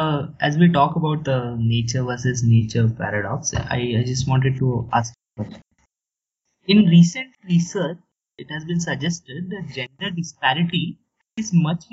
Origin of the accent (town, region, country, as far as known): India